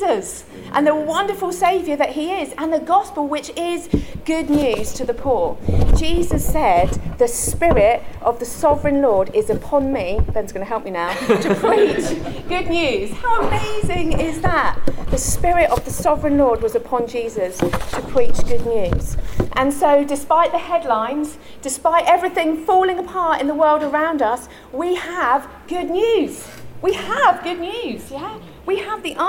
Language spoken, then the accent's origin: English; London, United Kingdom; also born or lived in Tower Hamlets, East London; I was born and raised in London. And when I was 6 years old, I moved to East London.